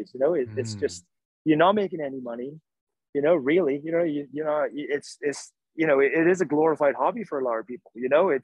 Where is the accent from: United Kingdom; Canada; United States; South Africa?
United Kingdom; Wales; moved away; that's just ingrained into me from growing up in Wales